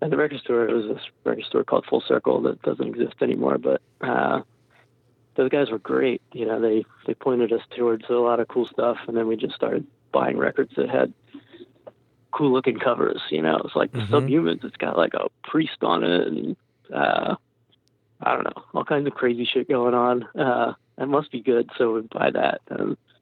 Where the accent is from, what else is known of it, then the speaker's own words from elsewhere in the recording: New Jersey, United States; we're from New Jersey, all these great New Jersey and New York hardcore bands that we wanted to fit